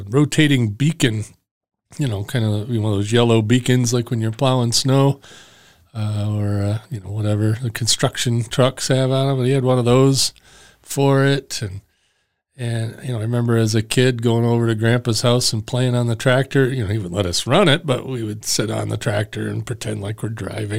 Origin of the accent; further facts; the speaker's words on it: Traverse City, Michigan, United States; yeah, I'm here from Traverse City, Michigan. Way up in the pinky finger, if you look at the back of your left hand, and that looks like the lower peninsula of Michigan.